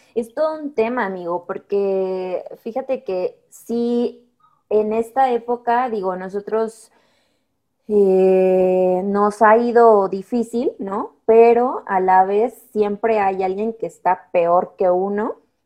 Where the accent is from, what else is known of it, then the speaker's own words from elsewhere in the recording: Mexico; como buenos mexicanos